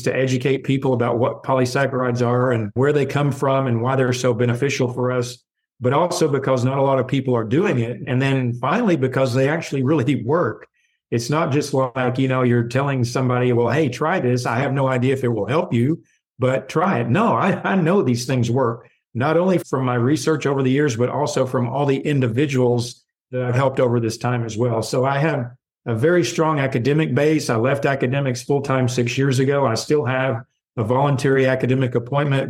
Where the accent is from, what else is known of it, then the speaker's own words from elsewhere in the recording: the South, United States; growing up as a Southerner